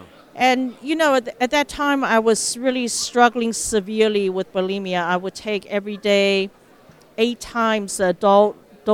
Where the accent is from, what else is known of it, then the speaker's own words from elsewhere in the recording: Mbabane, Eswatini; also born or lived in Taiwan / Philippines; Yes, so I was born in Taiwan, and my father was an ambassador, a diplomat for Taiwan. And so as a little baby, we moved to Philippines. Then when I was 7 years old, we moved to Mbabane, Swaziland, which is now Eswatini in southern Africa.